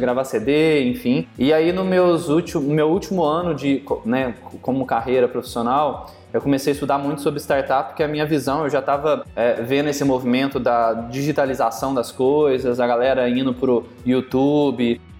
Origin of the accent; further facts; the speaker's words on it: Minas Gerais, Brazil; also born or lived in Belo Horizonte; ou você produz café, ou mexe com café, ou você vira cantor. E minha família, a vida inteira foi ligada à produção